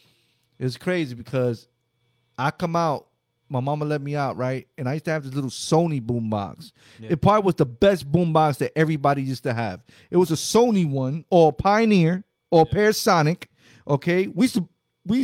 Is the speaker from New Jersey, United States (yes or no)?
yes; Hoboken, New Jersey, United States; I'm from Hoboken, New Jersey